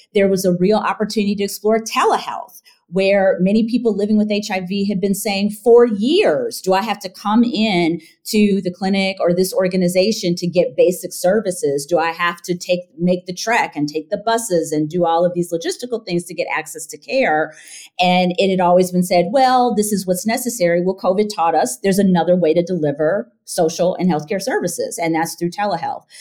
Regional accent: Michigan, United States; moved away; also born or lived in Evanston, Illinois; I am from Michigan

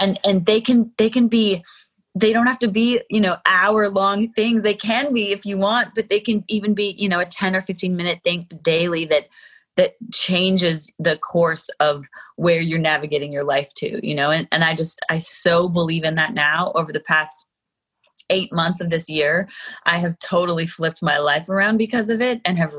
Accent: Calgary, Alberta, Canada; moved away; I was born and raised in mm. Calgary

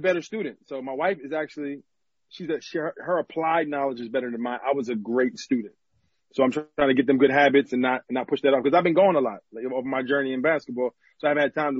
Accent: New Jersey, United States; moved away as an adult; I'm from New Jersey

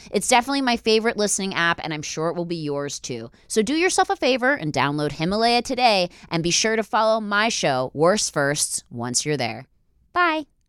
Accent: East Coast, United States; now in Los Angeles, United States; I'm from the East Coast

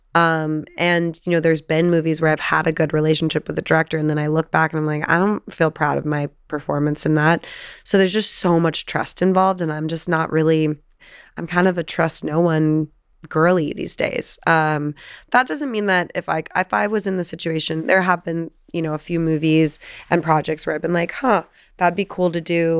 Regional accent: Encinitas, California, United States; I grew up obviously in San Diego on the beach, and um, Encinitas is my hometown

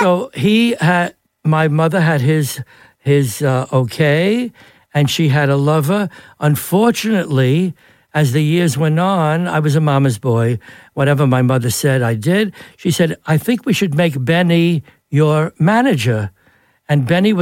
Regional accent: New York City, New York, United States; I was born in Brighton Beach, right on the water.

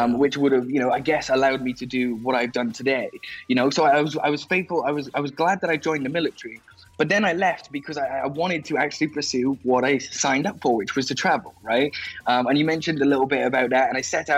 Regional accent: Wales, United Kingdom; I grew up in Wales in the UK

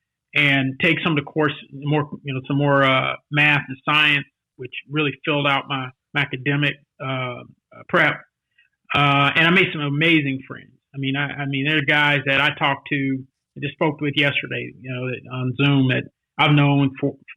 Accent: Los Angeles, California, United States; now in Dallas, United States; I grew up in South Central

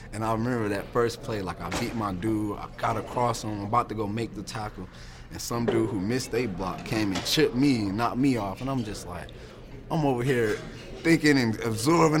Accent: Virginia, United States; I'm from Virginia

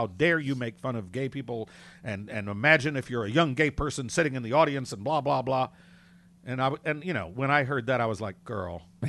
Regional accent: North Carolina, United States; now in New York City, United States; that's where I'm from.

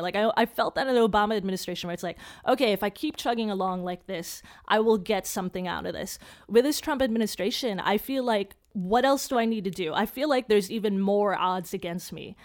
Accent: Chicago, Illinois, United States; I grew up in Chicago

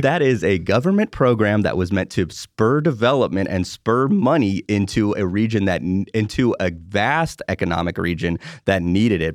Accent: Bay Area, California, United States; now in Pittsburgh, United States; I grew up in the Bay Area, California

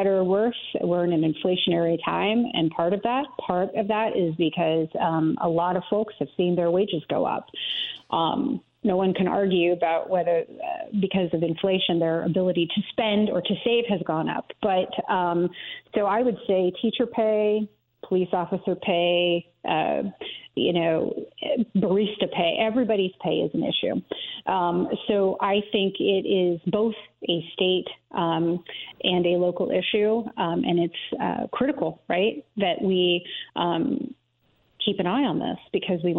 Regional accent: Boone County, Indiana, United States; Boone County, which is my hometown

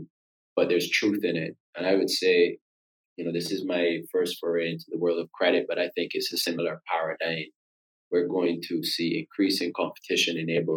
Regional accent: Barbados; being born and raised in Barbados

